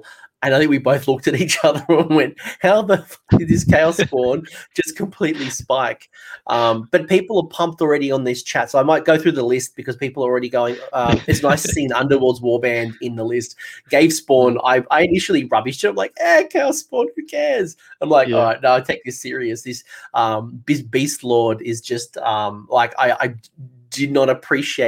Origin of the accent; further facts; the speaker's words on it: Australia; accent: Australian; my Australian accent